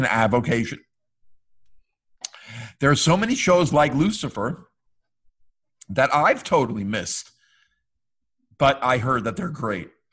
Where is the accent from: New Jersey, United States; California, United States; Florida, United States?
New Jersey, United States; now in Connecticut, United States; I grew up in New Jersey